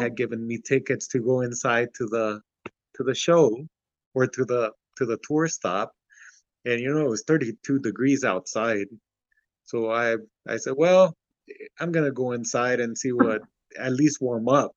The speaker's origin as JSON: {"language": "English", "town": "Santa Ana", "region": "California", "country": "United States", "tie": "born or raised there", "also_born_or_lived": "Ciudad Juárez, Mexico", "said": "we ended up in uh, Santa Ana, California, in Garden Grove area"}